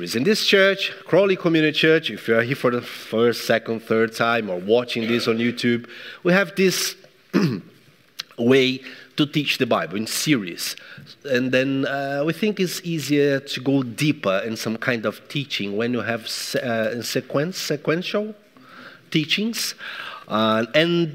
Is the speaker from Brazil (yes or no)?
yes; Brazil; now in England, United Kingdom; I'm from Brazil.